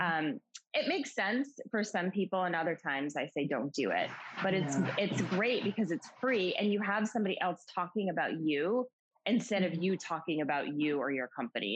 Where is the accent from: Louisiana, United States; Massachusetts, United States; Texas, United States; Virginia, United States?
Massachusetts, United States; Western; I'm from Massachusetts, born and raised in Massachusetts, um, Western Mass, which is a small area about 90 minutes outside of Boston